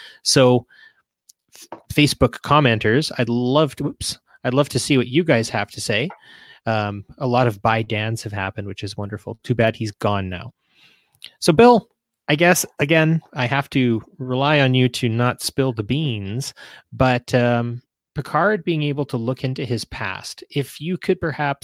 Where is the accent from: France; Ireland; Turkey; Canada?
Canada; being a Canadian